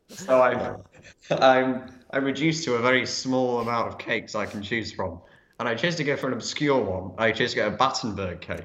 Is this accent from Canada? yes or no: no; England, United Kingdom; as English people